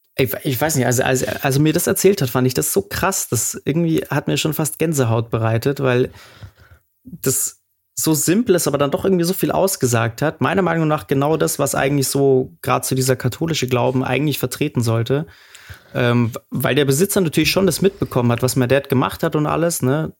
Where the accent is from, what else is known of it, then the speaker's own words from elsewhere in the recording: Munich, Bavaria, Germany; der hat ja auch schon in dem Haus gewohnt, wo ich aufgewachsen bin, äh, im Glockenbachviertel